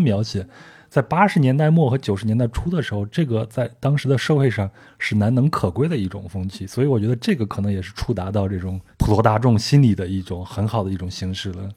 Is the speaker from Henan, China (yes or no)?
yes; Henan, China; 我们老家河南